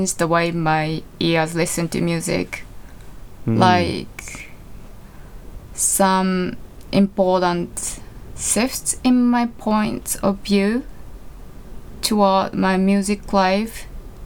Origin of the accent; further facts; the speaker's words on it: Japan; my hometown. It's in the countryside near Tokyo